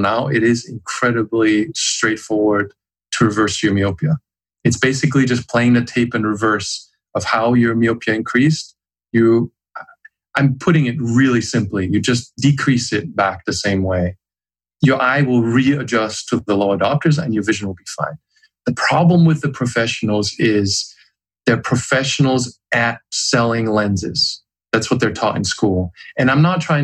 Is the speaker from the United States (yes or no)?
no; Germany; I was growing up in Germany.